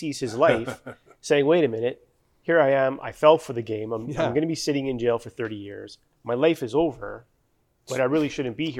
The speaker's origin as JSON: {"language": "English", "country": "Canada", "said": "we're Canadian"}